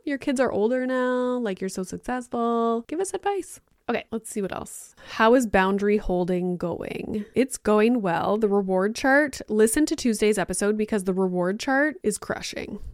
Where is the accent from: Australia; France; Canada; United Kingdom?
Canada; Northern Ontario; I grew up in Northern Ontario